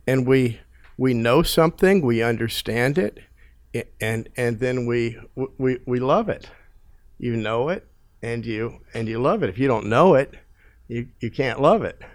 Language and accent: English; United States; growing up in America watching T V